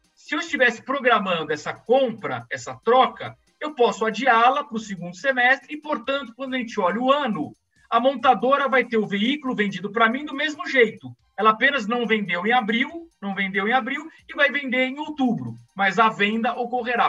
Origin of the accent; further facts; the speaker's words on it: Brazil; Eu, como brasileiro, eu, como economista